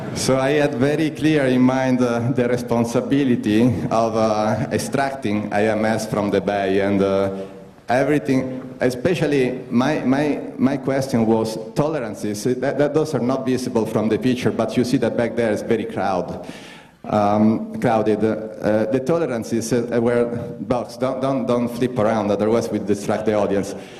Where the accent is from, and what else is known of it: Italy; English is a second language